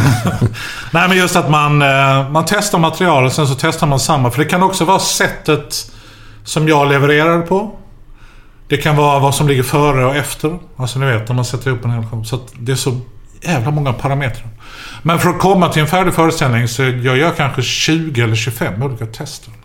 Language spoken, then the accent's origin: Swedish; Skåne, Sweden; vi är från Skåne!